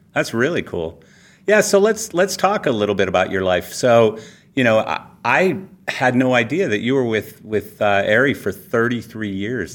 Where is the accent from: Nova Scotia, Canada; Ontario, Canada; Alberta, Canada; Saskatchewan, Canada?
Alberta, Canada; Calgary; I'm born and raised in Calgary, Canada